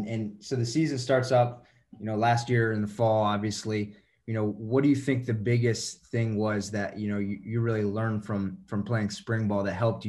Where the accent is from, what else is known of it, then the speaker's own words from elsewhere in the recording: Northern Virginia, United States; growing up in Northern Virginia, right outside of DC